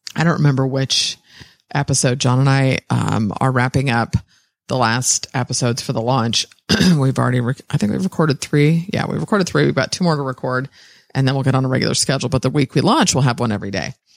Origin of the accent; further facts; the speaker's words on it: San Francisco, California, United States; I was born in San Francisco, sixth generation.